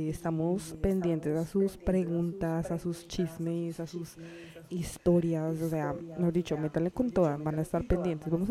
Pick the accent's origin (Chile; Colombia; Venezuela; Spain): Colombia; Latinas hot, colombianas.